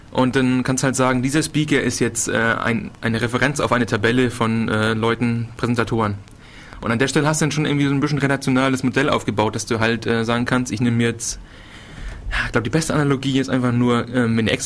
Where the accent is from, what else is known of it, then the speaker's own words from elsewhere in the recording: Northern Germany, Germany; ich komme halt aus dem Norden.